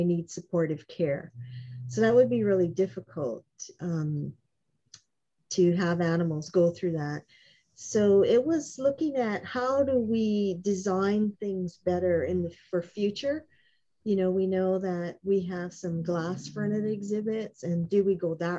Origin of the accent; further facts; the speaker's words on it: Honolulu, Hawaii, United States; I was raised on Waialua Street, just down the road from Stevenson